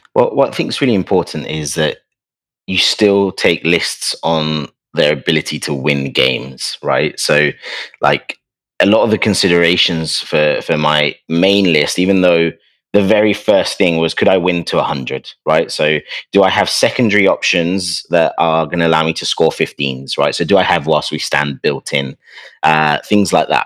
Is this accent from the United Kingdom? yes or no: yes; London, United Kingdom; But I come from London